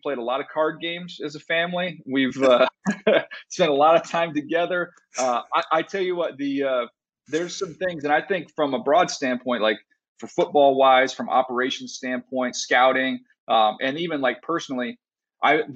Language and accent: English; San Diego, California, United States; I grew up in San Diego